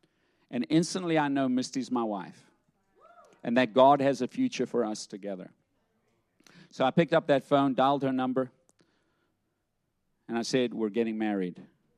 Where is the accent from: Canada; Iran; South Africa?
South Africa; And I had a thicker accent. You know, I'm from South Africa. That's gone too. It's watered down, yes. Yeah, it's blended.